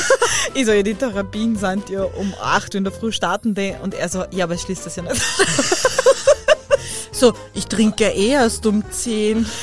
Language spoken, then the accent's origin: German; Styria, Austria; ich komme halt aus der Weingegend